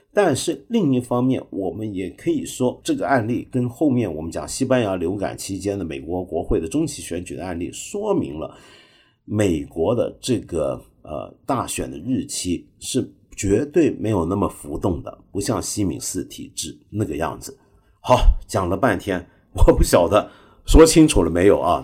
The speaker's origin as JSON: {"language": "Chinese", "country": "Hong Kong", "said": "我身为一个香港人，在香港，我一个礼拜起码吃四五顿这个底头饭呢"}